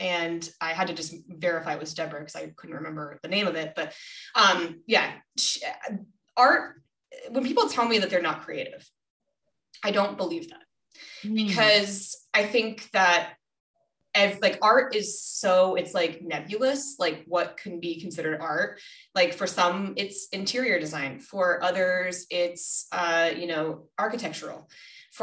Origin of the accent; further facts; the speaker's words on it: Minnesota, United States; I was born in Minnesota